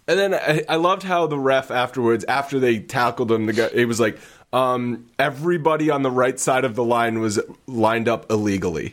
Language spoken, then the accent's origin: English; Rhode Island, United States; I grew up in Rhode Island.